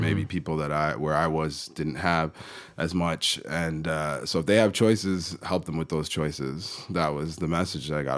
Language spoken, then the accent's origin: English; Kitchener, Ontario, Canada; moved away as an adult; now in Western Canada; I was born in the Toronto area, uh, just outside of there, a place called Kitchener